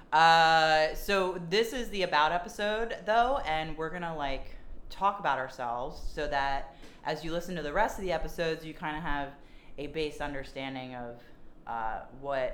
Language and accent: English; Lansdowne, Pennsylvania, United States; also born or lived in Cincinnati, Ohio; I'm from Lansdowne, Pennsylvania, which is a small suburb of Philadelphia